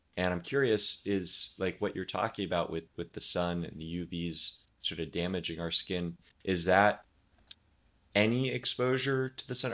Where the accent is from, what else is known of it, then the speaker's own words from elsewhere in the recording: Oregon, United States; moved away as an adult; now in Florida, United States; I grew up in Oregon